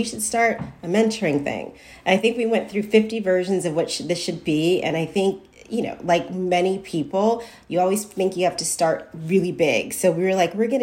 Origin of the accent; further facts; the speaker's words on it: Chicago, Illinois, United States; I grew up on the South Side of Chicago